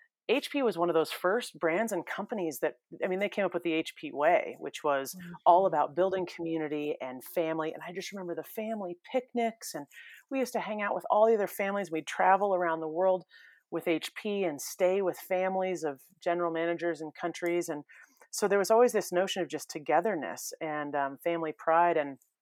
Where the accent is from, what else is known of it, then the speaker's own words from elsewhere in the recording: California, United States; I mean, I grew up in the San Francisco Bay Area